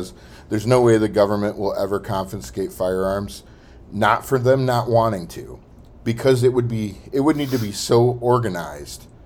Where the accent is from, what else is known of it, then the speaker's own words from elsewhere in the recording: Tennessee, United States; also born or lived in Orlando; now in Midwest, United States; But where I grew up in Tennessee is a far better place to be than what Orlando was